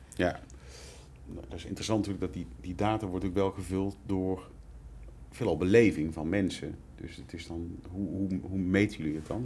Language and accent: Dutch; North Brabant, Netherlands; accent: Brabant; Zoals dus je hoort, wellicht aan mijn tongval kom ik uit Brabant.